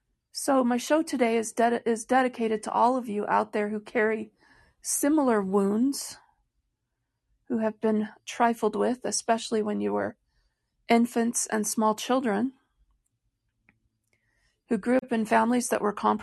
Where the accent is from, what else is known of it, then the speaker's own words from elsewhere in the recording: Royal Oak, Michigan, United States; born there; So I was born in 1968 in Royal Oak, Michigan at Beaumont Hospital.